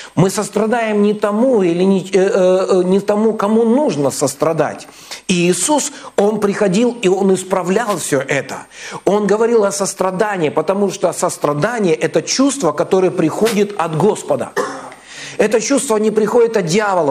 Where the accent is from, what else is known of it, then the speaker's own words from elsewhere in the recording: Kazakhstan; now in Vladivostok, Russia; я сам родился в Казахстане, вырос там, вот, и в 98 году мы переехали